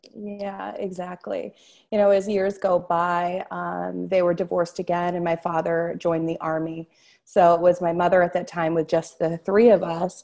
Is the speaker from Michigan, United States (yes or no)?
no; Newburyport, Massachusetts, United States; moved away; also born or lived in Amesbury, Massachusetts; I was born in Newburyport, Massachusetts